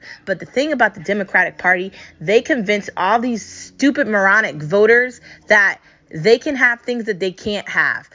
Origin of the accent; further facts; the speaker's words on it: United States; I'm American